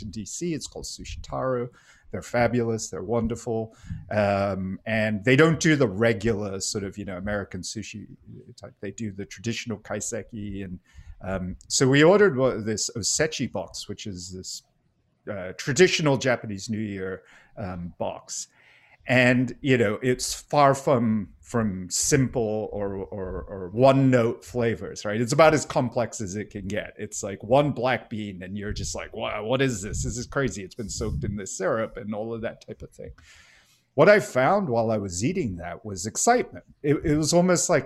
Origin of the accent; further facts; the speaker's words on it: Singapore; moved away; I grew up in Singapore